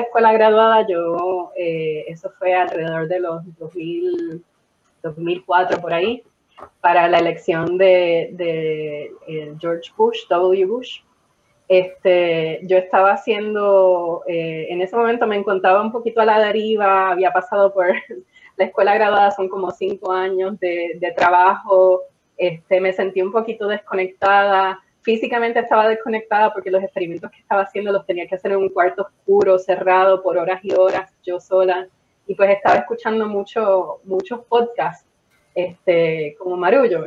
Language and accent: Spanish; Puerto Rico; quiénes somos los puertorriqueños